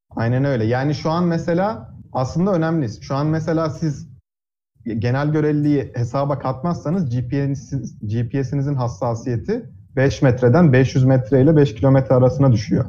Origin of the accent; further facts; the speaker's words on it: Trabzon, Turkey; moved away as an adult; also born or lived in Ankara, Turkey; now in United States; Liseyi Trabzon'da okudum. Aslen Trabzonluyum.